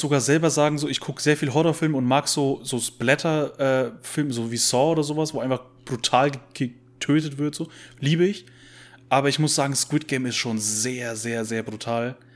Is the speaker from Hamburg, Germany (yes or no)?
no; Bavaria, Germany; als Bayer